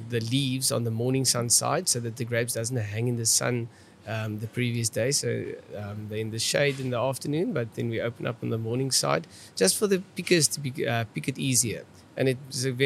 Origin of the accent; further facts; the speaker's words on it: South Africa; accent: Afrikaans; my Afrikaans accent